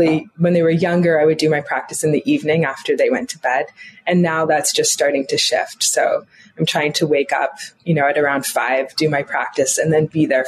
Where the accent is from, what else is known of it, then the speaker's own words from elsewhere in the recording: Toronto, Ontario, Canada; I grew up in Canada, in Toronto